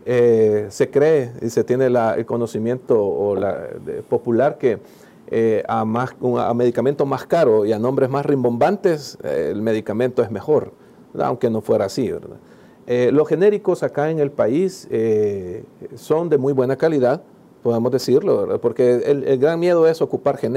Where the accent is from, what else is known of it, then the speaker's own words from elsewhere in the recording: El Salvador; Como buen salvadoreño